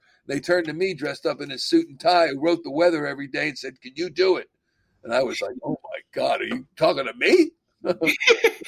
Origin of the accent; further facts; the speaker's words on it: Central New Jersey, United States; moved away as an adult; also born or lived in Boston / Philadelphia area; I'm from Central New Jersey